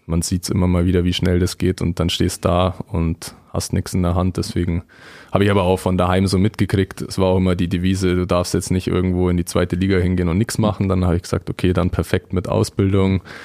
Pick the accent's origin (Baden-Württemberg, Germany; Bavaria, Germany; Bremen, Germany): Bavaria, Germany; Füssen; now in Weiden, Germany; nahe meiner Heimat Füssen